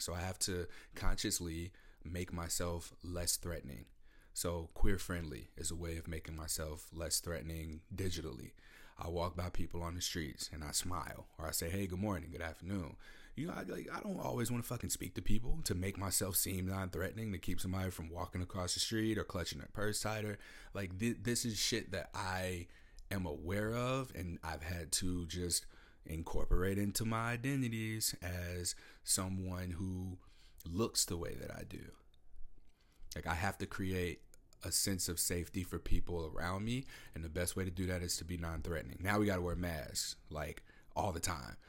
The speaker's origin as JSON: {"language": "English", "region": "Midwest", "country": "United States", "moved": "yes", "lives_now": "Pacific Northwest, United States", "said": "I'm from the Midwest. I live in the Pacific Northwest."}